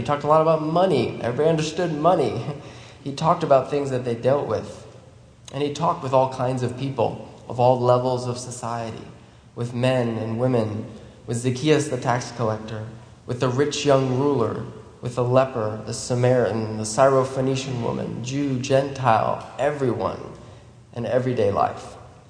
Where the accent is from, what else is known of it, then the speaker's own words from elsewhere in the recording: Vero Beach, Florida, United States; moved away as an adult; also born or lived in Lexington, Virginia / Pittsburgh, Pennsylvania; now in Houston, United States; I grew up in Vero Beach, Florida.